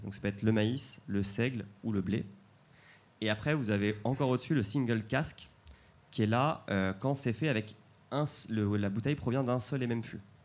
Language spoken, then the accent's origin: French; Calvados, Normandy, France; je viens du Calvados